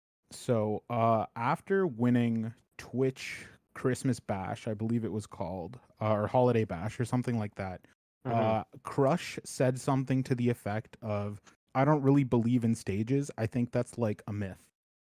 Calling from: just outside Toronto, Ontario, Canada; Calling in from just outside Toronto in Canada.

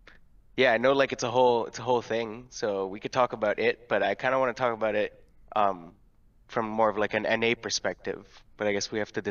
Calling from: Ontario, Canada; I'm calling from Ontario, Canada.

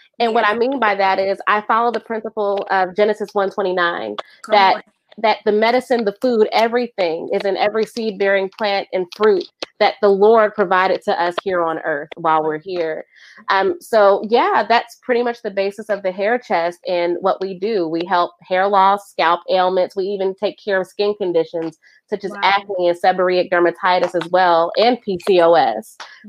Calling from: Columbus, Ohio, United States; I am tuning in from Columbus, Ohio

